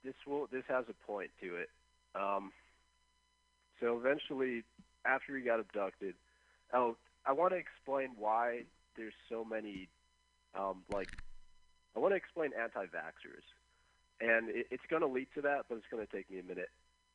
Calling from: Berkeley, California, United States; I'm in Berkeley.

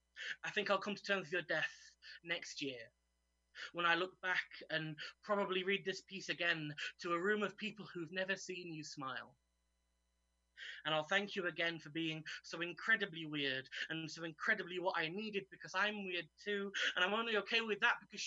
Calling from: York, Yorkshire and the Humber, United Kingdom; I'm zooming in from York today

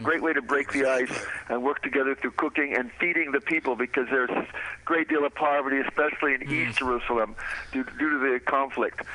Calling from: Paris, Île-de-France, France; I'm calling you from Paris, France now

